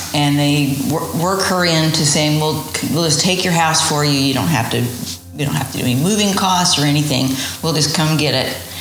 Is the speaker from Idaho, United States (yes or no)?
yes; Idaho, United States; also born or lived in Utah / St. Louis, Missouri / Buffalo, New York; now in Texas, United States; I was born and raised in Idaho